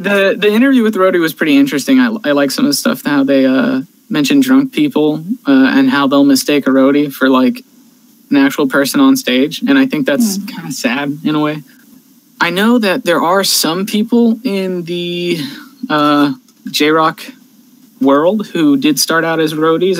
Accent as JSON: {"language": "English", "region": "California", "country": "United States", "tie": "born or raised there", "said": "my home state of California"}